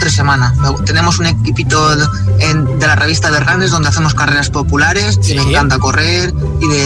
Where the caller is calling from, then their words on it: Leganés, Community of Madrid, Spain; Hola, soy … de Leganés.